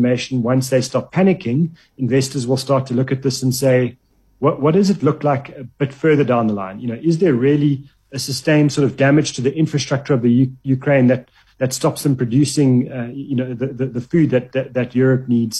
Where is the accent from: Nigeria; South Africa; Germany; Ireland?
South Africa; we're South African